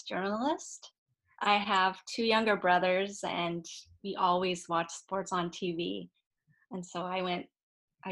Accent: San Francisco, California, United States; I was actually born and raised in San Francisco.

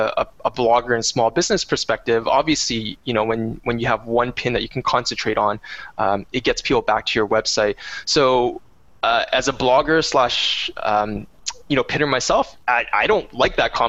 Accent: Canada; I am a Canadian

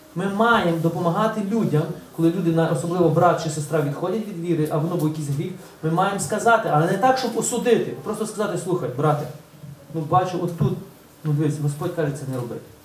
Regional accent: Ulychne, Ukraine; moved away; З Улишна, з мого рідного села

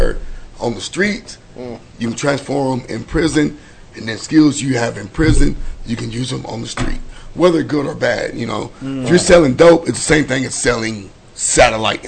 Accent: Weatherford, Texas, United States; I grew up in Weatherford

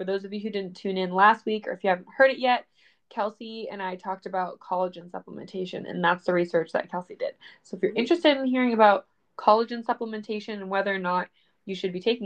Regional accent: Medfield, Massachusetts, United States; In the town I grew up in Massachusetts, it's called Medfield

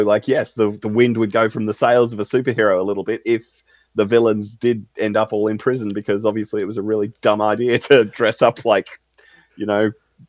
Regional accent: Australia; we're, you know, Australian

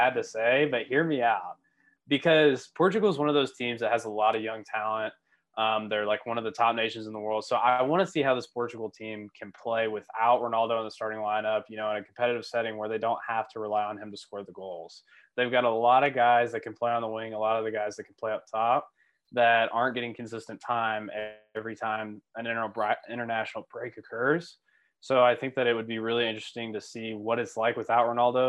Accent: United States; I'm American

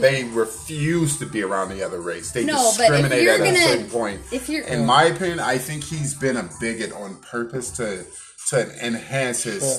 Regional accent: Chicago, Illinois, United States; I was born and raised in the South Side of Chicago.

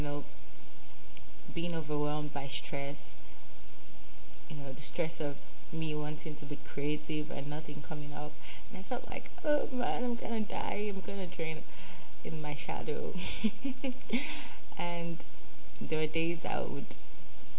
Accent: Nigeria; accent: Nigerian; I have the Nigerian self in me, so, and I have the Pidgin self also. And I have the Yoruba self

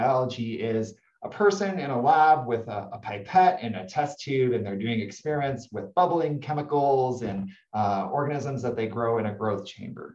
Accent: Toronto, Ontario, Canada; moved away as an adult; now in Santa Barbara, United States; my hometown is Toronto, Ontario, Canada

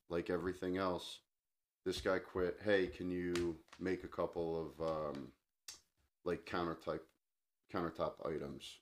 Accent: New Jersey, United States; I grew up in New Jersey

